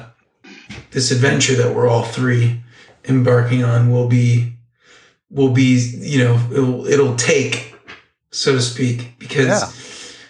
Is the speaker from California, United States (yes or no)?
yes; Long Beach, California, United States; also born or lived in Downey, California; now in Malaga, Spain; I come from Southern California, born and raised in the LA area, more specific, the Long Beach and Downey area